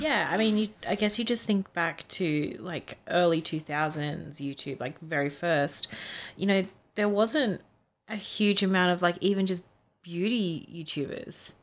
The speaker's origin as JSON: {"language": "English", "country": "Australia", "tie": "born or raised there", "said": "growing up in Australia"}